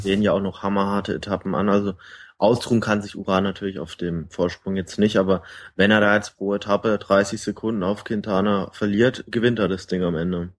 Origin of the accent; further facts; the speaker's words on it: Baden-Württemberg, Germany; eigentlich bin ich ein Badener